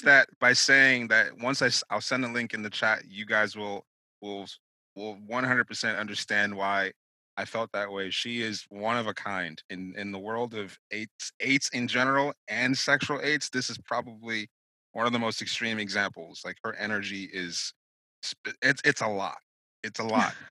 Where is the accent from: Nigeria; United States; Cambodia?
Nigeria; I was born, I'm Nigerian.